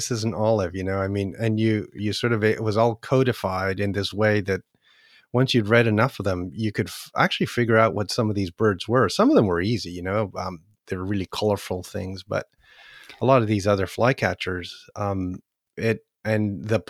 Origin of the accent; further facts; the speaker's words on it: Chile; born there; also born or lived in Canada; Well, I was born in Chile, so what I did, you know, in Canada, at that time, when I was going to high school